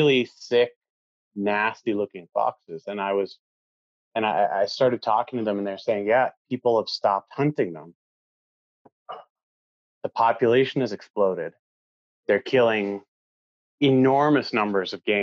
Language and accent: English; Maine, United States; moved away as an adult; now in Norway; I grew up in Maine in the 90s